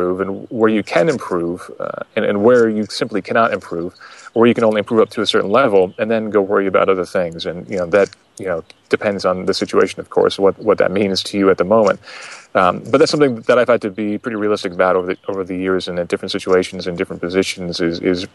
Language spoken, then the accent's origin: English; Vermont, United States; I'm from Vermont